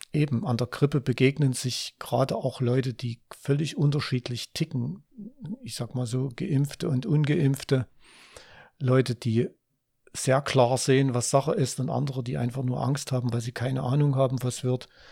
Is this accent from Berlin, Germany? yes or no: no; Ore Mountains, Saxony, Germany; dort, wo ich aufgewachsen bin, im Erzgebirge